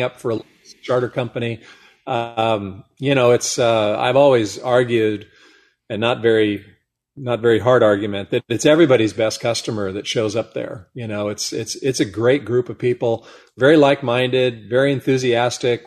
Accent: Monterey Peninsula, California, United States; born or raised there

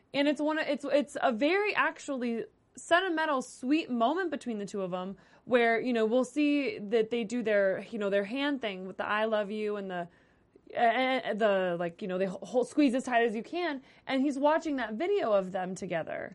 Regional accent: Las Vegas, Nevada, United States; I'm from Las Vegas

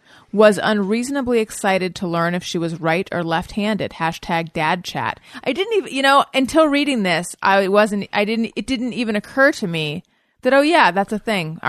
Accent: California, United States; accent: California; With my California Dawn accent

